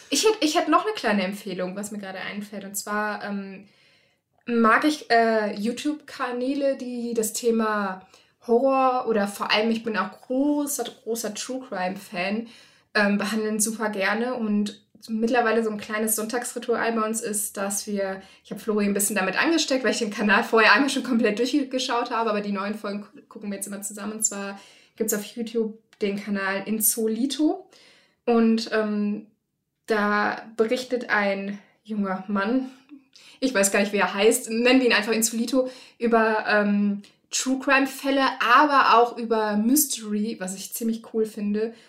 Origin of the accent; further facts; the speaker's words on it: Rhineland, Germany; ich komm aus dem Rheinland und da ist Karneval halt total groß